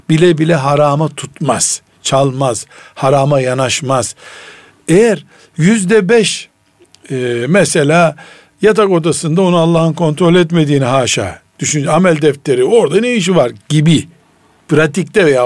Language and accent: Turkish; Black Sea Region, Turkey; accent: Karadeniz dialect; Bizim Karadeniz lehçesinde